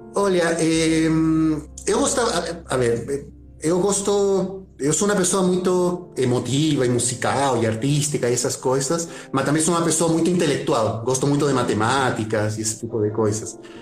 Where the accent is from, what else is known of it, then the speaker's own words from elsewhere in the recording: Santiago, Santiago Metropolitan Region, Chile; Portuguese is a second language; moved away as an adult; now in Brazil; eu nasci em Santiago do Chile, tá, na capital